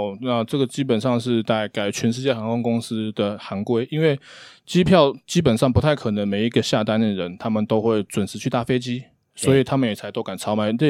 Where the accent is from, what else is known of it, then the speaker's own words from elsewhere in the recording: Hsinchu, Taiwan; 我是新竹人，